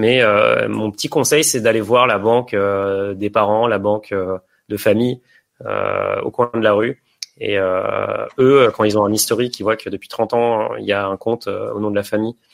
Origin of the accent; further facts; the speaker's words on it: Chambéry, Auvergne-Rhône-Alpes, France; J'ai investi à Chambéry, qui est ma ville natale.